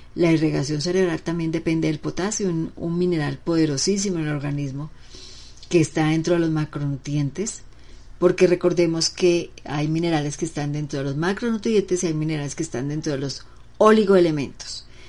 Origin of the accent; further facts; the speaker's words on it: Bucaramanga, Santander, Colombia; also born or lived in Pamplona, Norte de Santander; mi tierra donde nací, una ciudad muy chica, Pamplona norte de Santander, y le dicen apio, pero acá donde yo vivo en Bucaramanga, bueno, toda mi vida casi más de 40 años he vivido en Bucaramanga